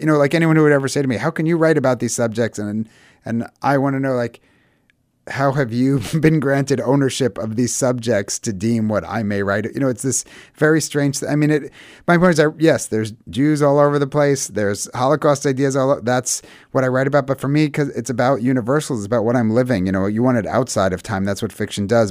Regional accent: United States; we're super American, but we were raised very religious

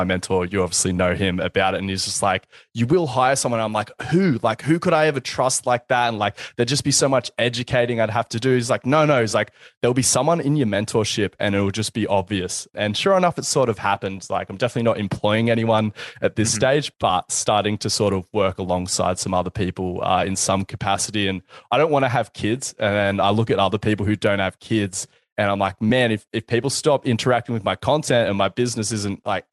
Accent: Wollongong, New South Wales, Australia; also born or lived in Sydney; I'd move back to my hometown and I'd sort of try to become the Eric Cressy of Wollongong

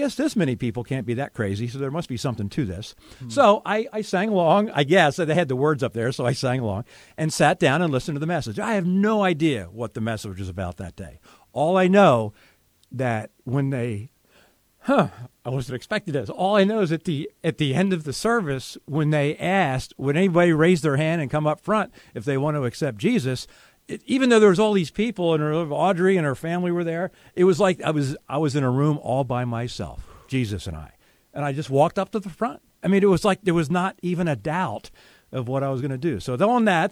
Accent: Philadelphia area, Pennsylvania, United States; moved away as an adult; I moved back with my parents at the age of 33. So I was looking for a job in the Philadelphia area

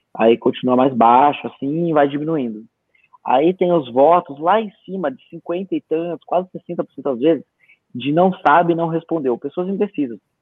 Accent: Bragança Paulista, São Paulo, Brazil; caravana de Bragança lá da minha cidade

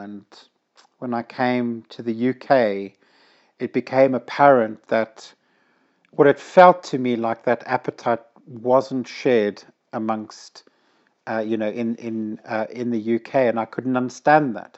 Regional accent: Zimbabwe; moved away as an adult; now in United Kingdom; growing up in Zimbabwe, we were not allowed to have fireworks

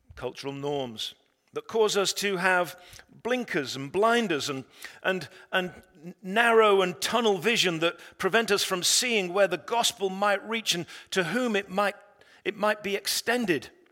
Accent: England, United Kingdom; I'm an Englishman.

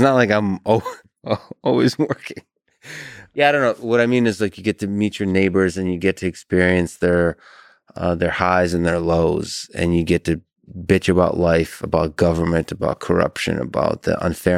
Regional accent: Russia; So I grew up in Russia and experienced a lot of New Year's in Russia.

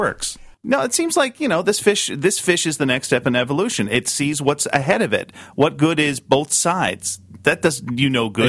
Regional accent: Burlington, Ontario, Canada; Well, I grew up in Burlington, Ontario.

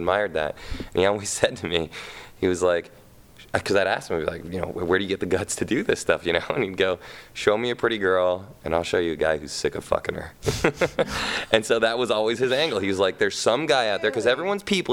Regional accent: Los Angeles, California, United States; I grew up in Hollywood

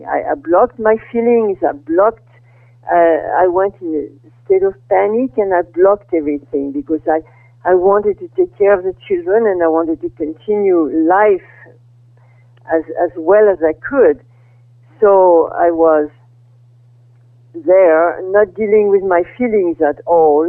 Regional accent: Brittany, France; moved away as an adult; also born or lived in Paris, France / Iowa, United States; now in California, United States; I was born in France in 1930. And I grew up in Brittany during the World War II.

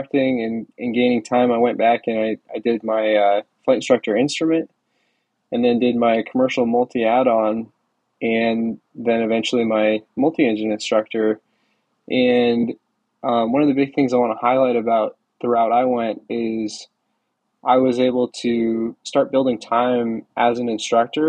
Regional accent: Wyoming, United States; moved away as an adult; also born or lived in Central Florida; I grew up in Wyoming, and I worked with a small flight school out there

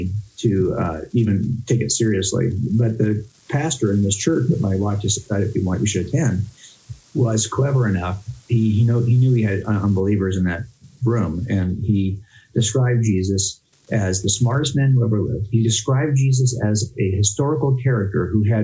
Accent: Los Angeles County, California, United States; growing up in Los Angeles County, I had no problem living a life outside the church

